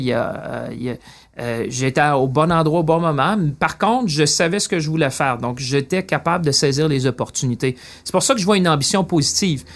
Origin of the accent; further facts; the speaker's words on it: Shawinigan, Quebec, Canada; moved away as an adult; also born or lived in Paris / London; je viens de Shawinigan